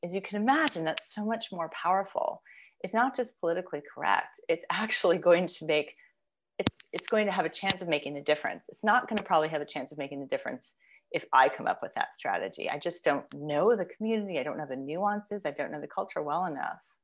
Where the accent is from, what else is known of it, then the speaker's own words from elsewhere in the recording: United States; as an American, as a Westerner